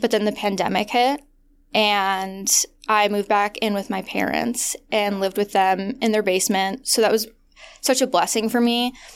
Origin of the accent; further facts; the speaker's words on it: Midwest, United States; moved away; also born or lived in Los Angeles; I grew up in the Midwest